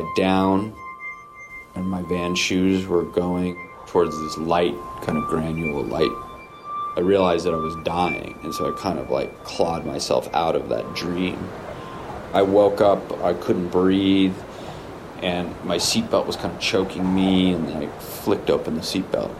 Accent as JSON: {"language": "English", "town": "Topanga", "region": "California", "country": "United States", "tie": "born or raised there", "said": "I grew up on Topanga Beach in the late 60s, early 70s, or through the 70s, really"}